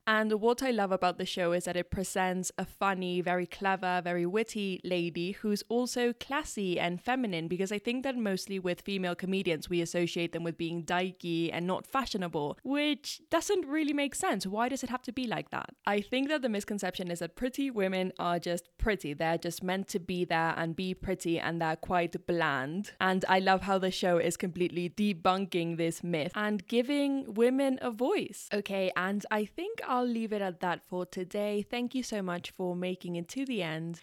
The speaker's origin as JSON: {"language": "English", "country": "Ecuador", "tie": "born or raised there", "also_born_or_lived": "London, United Kingdom / Paris, France", "first_language": "Spanish", "second_language": "English", "moved": "yes", "said": "I'm from Ecuador, born and raised there."}